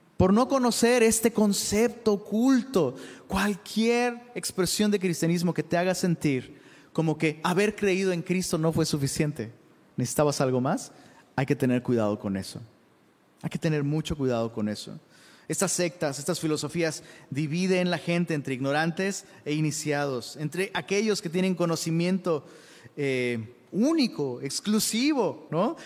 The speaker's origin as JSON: {"language": "Spanish", "town": "Taxco", "region": "Guerrero", "country": "Mexico", "said": "Yo soy de Tasco, guerrero"}